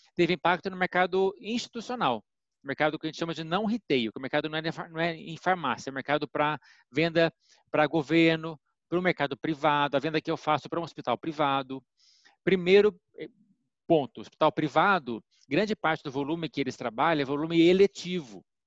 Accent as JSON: {"language": "Portuguese", "region": "Minas Gerais", "country": "Brazil", "moved": "yes", "lives_now": "São Paulo, Brazil", "said": "sou mineiro"}